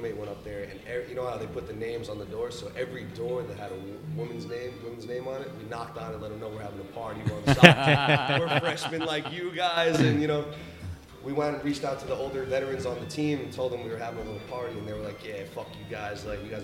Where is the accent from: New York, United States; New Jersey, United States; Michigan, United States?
New York, United States; Long Island, Suffolk County; moved away as an adult; now in Gowanus, Brooklyn, United States; I grew up in Long Island, Suffolk County